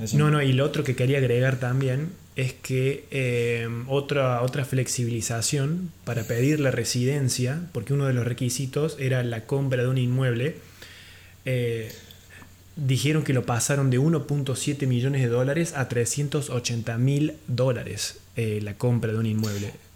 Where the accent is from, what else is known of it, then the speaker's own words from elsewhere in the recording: Argentina; uno es mi país natal, Argentina